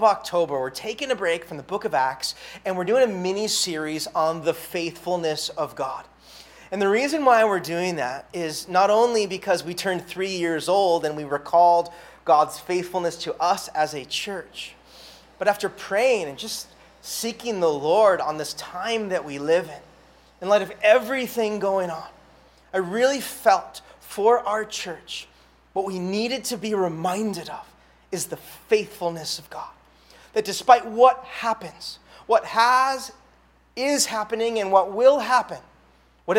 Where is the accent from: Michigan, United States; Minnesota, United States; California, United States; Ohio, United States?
California, United States; Santa Barbara; now in Honolulu, United States; Santa Barbara, California, my hometown